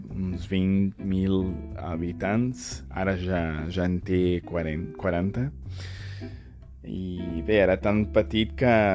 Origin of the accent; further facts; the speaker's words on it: São Paulo, Brazil; Catalan is a second language; also born or lived in a small town (from age 10); Jo he nascut i crescut a Sant Paulo, bé, com a mínim a l'estat